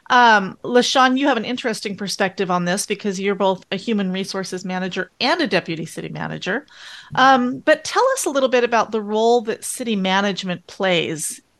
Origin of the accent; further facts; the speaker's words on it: Texarkana, Texas, United States; moved away as an adult; now in Plano, United States; I'm from Texarkana.